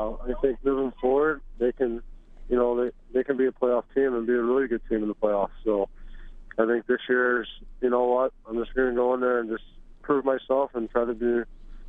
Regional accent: St. Louis, Missouri, United States; now in Edmonton, Canada; Grew up in St. Louis, had good coaches.

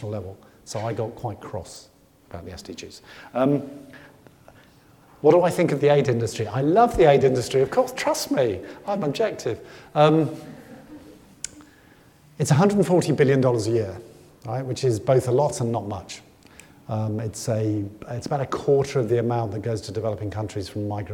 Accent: United Kingdom; I come from Britain

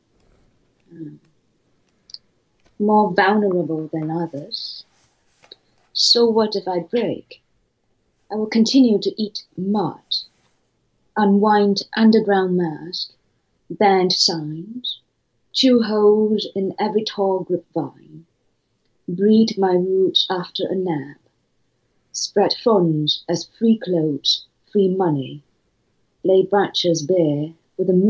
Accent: Singapore; moved away as an adult; also born or lived in New York; now in Paris, France; I was born in Singapore, and I went to New York for my studies

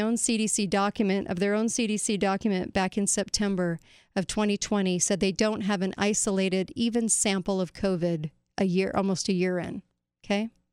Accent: United States; as an American

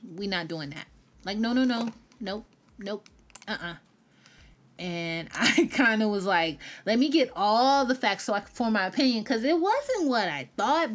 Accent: the South, United States; accent: Southern; I'm Southern. But, um, I grew up in the South.

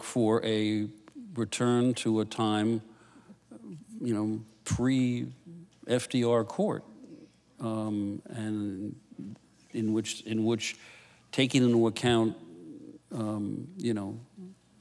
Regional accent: New York City, New York, United States; I grew up on the Upper West Side of Manhattan

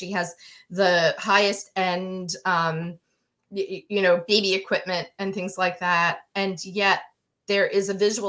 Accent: Manhattan, New York, United States; I grew up in Manhattan

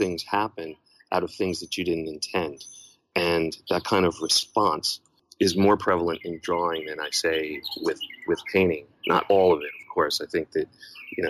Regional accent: New York, United States; moved away as an adult; And I was born in New York

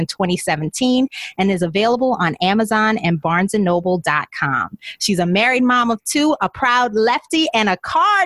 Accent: New Orleans, Louisiana, United States; moved away as an adult; also born or lived in Baltimore / Chicago / Dallas; My radio career required many cross-country relocations from my hometown of New Orleans to Baltimore, St. Louis, Chicago, Dallas, and now back to New Orleans

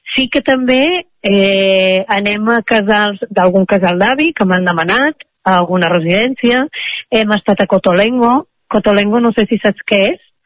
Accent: Vic, Catalonia, Spain; moved away as an adult; also born or lived in Mexico; Quan vaig tornar a la meva ciutat natal, que és Vic

